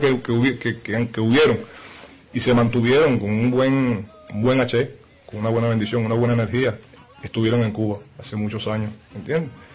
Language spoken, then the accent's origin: Spanish; Caracas, Capital District, Venezuela; vengo de Caracas, Venezuela